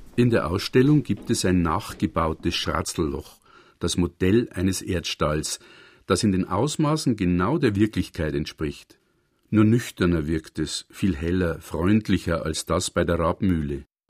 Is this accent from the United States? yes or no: no; Wald, Bavaria, Germany; nah bei meinem Heimatdorf Wald zwischen Regensburg und Cham